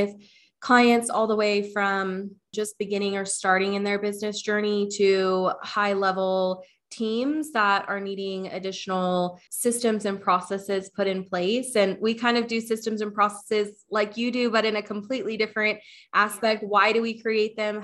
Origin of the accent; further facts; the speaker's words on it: Wichita, Kansas, United States; I'm from Wichita, Kansas